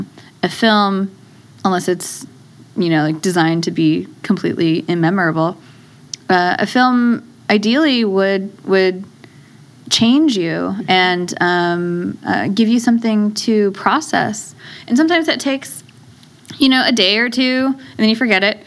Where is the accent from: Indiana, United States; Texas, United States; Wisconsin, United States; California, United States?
California, United States; the Bay Area; I'm from the Bay Area